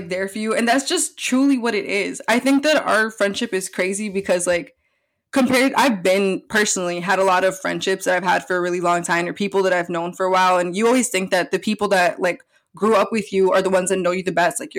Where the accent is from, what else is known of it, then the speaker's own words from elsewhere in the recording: Milwaukee, Wisconsin, United States; We were both born and raised in Milwaukee, Wisconsin.